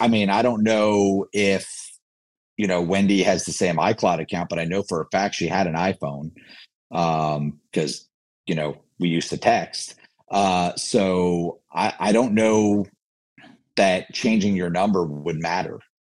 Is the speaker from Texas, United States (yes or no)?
no; New Jersey, United States; also born or lived in Michigan; I grew up, I grew up in New Jersey, but I was actually born in Michigan